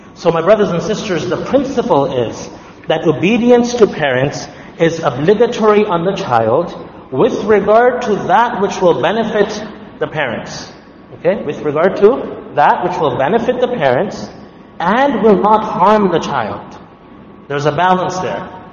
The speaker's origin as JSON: {"language": "English", "country": "Canada", "also_born_or_lived": "Ottawa", "said": "As Canadian Muslims"}